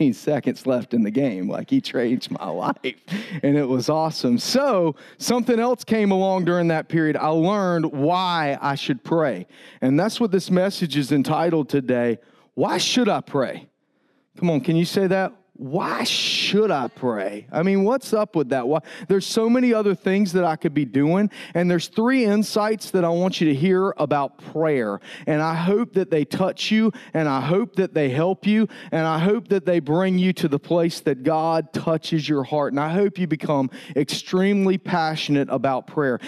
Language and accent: English; Tallahassee, Florida, United States; moved away; I grew up in Tallahassee, Florida